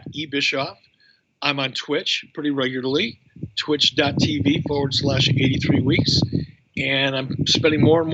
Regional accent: Detroit, Michigan, United States; When I was a kid growing up in Detroit

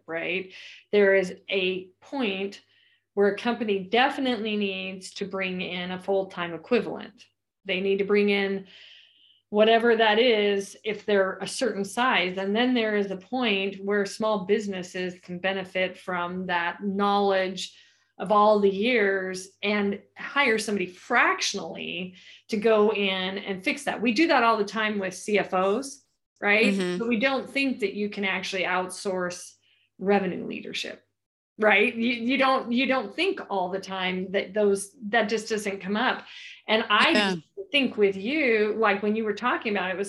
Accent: California, United States; I'm from California

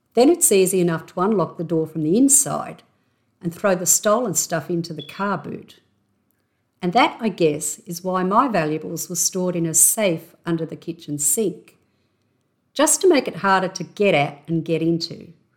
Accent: Australia; accent: Aussie; my intrinsically Aussie accent.

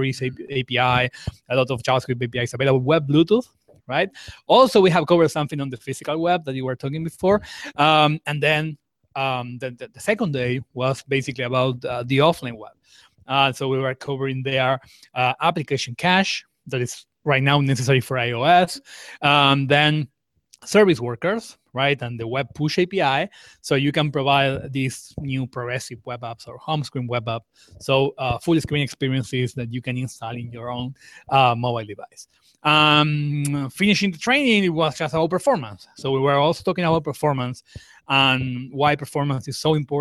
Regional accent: Argentina; I'm from Argentina. I'm based in Argentina.

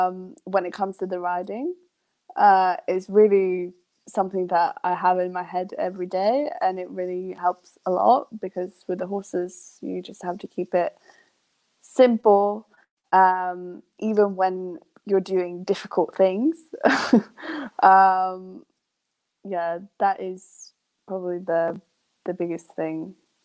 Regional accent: Sweden; born there; English is a second language; also born or lived in England; I miss England more than I miss Sweden. And I was born in Sweden.

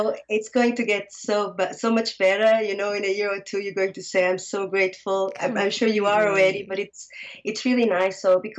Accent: Lisbon, Portugal; English is a second language; moved away as an adult; also born or lived in Germany; So I'm from Lisbon, Portugal. Born and raised

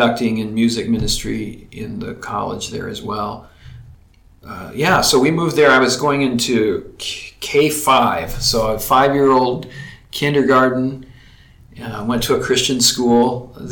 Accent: Texas, United States; moved away; also born or lived in Colorado; I grew up in Texas in a loving family

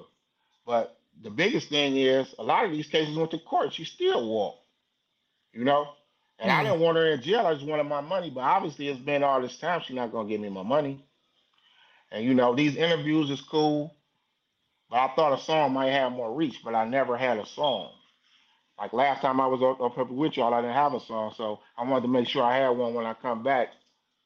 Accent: Detroit, Michigan, United States; I'm from Detroit

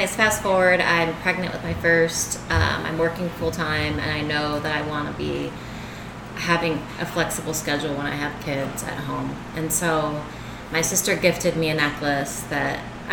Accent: Richmond, Virginia, United States; moved away as an adult; now in Winona Lake, United States; I grew up in Richmond, Virginia

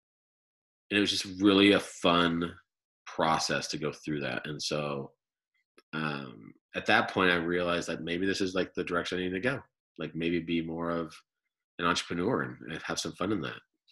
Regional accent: Chicago and then New Jersey, United States; moved away as an adult; now in Utah, United States; my childhood was growing up in Chicago and then New Jersey

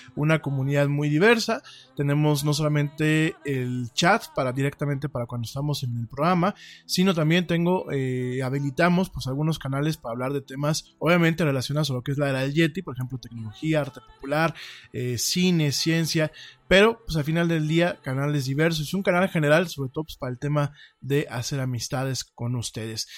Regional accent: Mexico; somos los mexicanos

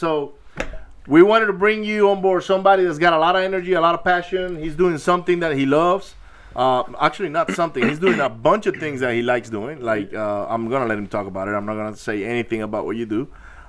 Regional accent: Maracaibo, Zulia, Venezuela; And we didn't have the problems you guys did in Venezuela, because I grew up in Maracaibo.

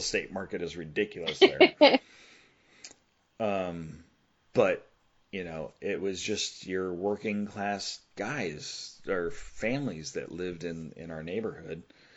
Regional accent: Southern California, United States; I grew up in Southern California

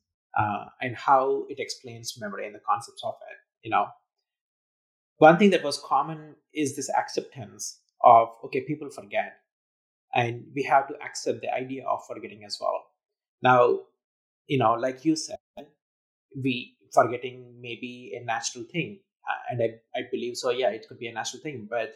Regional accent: India; I was growing up in India

